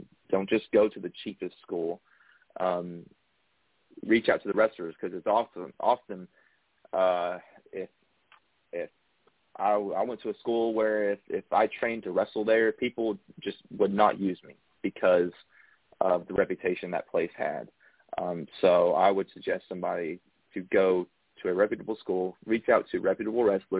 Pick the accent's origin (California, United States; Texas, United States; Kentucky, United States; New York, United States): Kentucky, United States; Central; I am actually from Central Kentucky